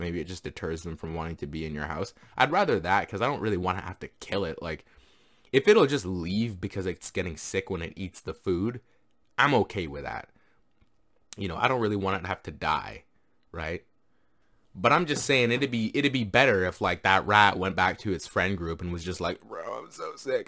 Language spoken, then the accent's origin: English; Canada; I'm from Canada